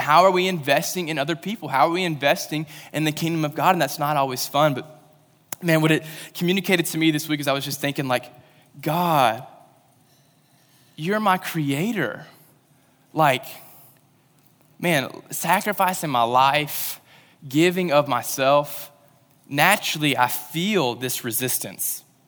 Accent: Western Kentucky, United States; moved away; I'm from Western Kentucky, and I ca, I went to a school that had camo day, so that's where I'm from

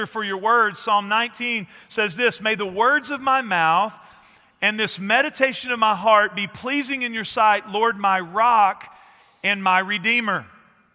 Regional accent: East Texas, United States; I grew up in East Texas

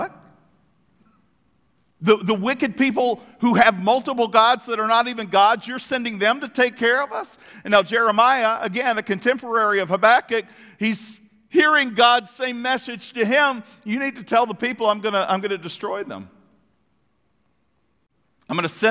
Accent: United States; We, as an American people

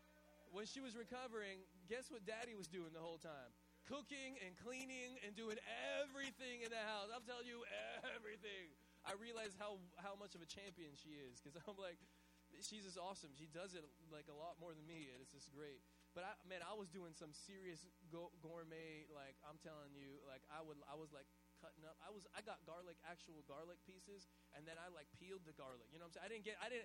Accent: Hawaii, United States; because we're Hawaiian

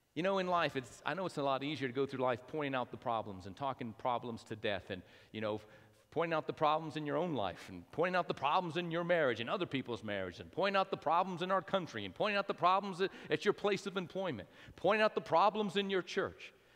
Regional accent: Albuquerque, New Mexico, United States; moved away as an adult; now in Lubbock, United States; born and raised in New Mexico, my wife and I spent 30 years of my life in Albuquerque.

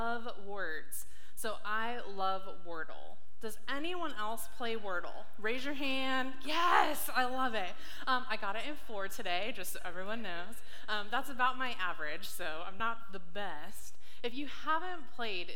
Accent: San Diego, California, United States; now in Washington, United States; I grew up in San Diego, California, and then moved up to Washington in 2007.

